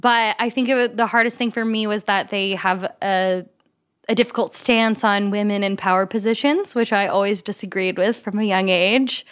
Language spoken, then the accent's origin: English; Kentucky, United States; I'm from Kentucky, so I grew up in the Bible Belt, right next to Asbury College.